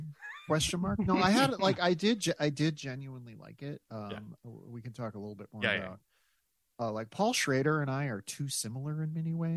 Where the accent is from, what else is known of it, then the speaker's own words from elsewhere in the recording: South Dakota, United States; also born or lived in Grand Rapids, Michigan; I of course then was adopted and grew up in South Dakota, but I was born in Michigan